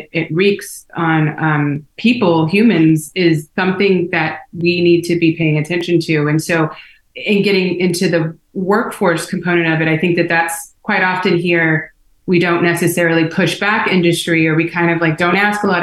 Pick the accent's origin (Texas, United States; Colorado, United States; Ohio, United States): Texas, United States; Houston; moved away as an adult; also born or lived in Los Angeles; I was from Houston